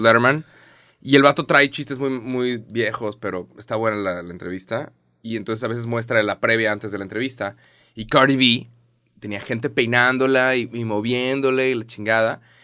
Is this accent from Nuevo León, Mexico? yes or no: yes; Monterrey, Nuevo León, Mexico; soy de Monterrey